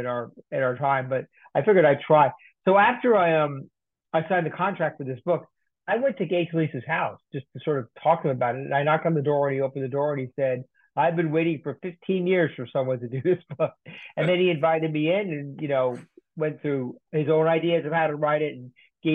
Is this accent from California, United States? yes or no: no; Westchester County, New York, United States; I grew up in Westchester County in New York